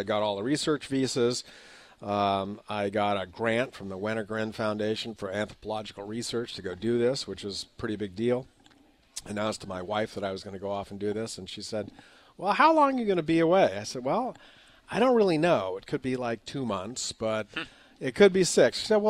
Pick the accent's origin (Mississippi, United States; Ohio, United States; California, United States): California, United States; Manhattan Beach; moved away as an adult; I grew up in Southern California. You know, my first tool was a power planer, mm-hmm. and at 14 years old, I decided to start building surfboards. I lived in Manhattan Beach, California.